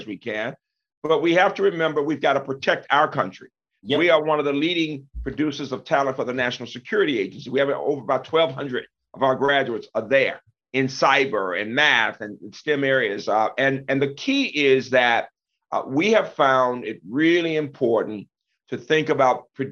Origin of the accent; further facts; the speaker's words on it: Birmingham, Alabama, United States; now in Maryland, United States; When I was growing up in Birmingham